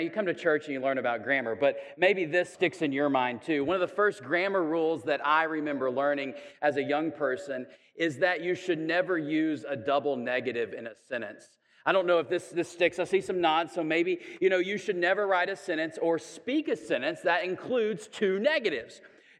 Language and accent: English; the South, United States; Sometimes, I'm a Southerner, so I can say this, I think.